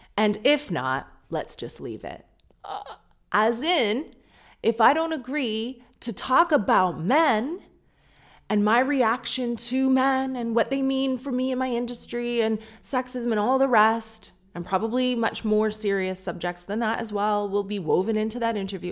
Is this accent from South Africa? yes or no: no; Canada; accent: Canadian; you probably hate the Canadian accent